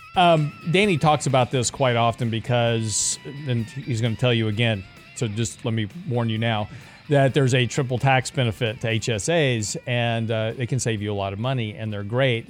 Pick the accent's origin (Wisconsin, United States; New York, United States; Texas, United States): Texas, United States; Lake Jackson; I grew up in Lake Jackson, which is about an hour, if you don't know where that is, it's on the coast on south, uh, south of Houston.